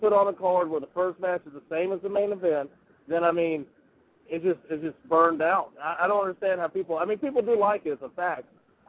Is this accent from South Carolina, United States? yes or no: yes; South Carolina, United States; I grew up on pretty much, as I'm from South Carolina, so I grew up on NWA and WWF.